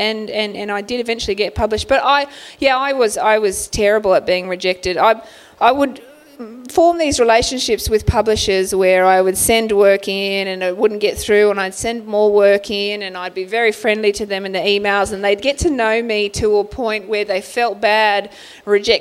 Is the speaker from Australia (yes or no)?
yes; Sydney, New South Wales, Australia; I grew up in Bankstown